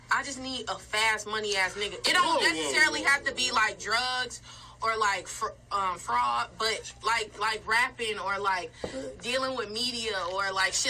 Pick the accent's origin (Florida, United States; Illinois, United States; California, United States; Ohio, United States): Illinois, United States; Chicago; I'm from Chicago